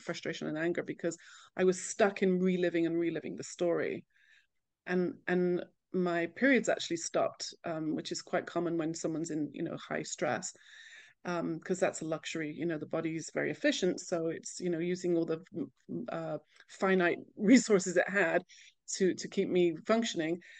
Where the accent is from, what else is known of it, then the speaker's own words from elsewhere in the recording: England, United Kingdom; moved away as an adult; also born or lived in California; now in Jerusalem, Israel; being very English, when I moved to California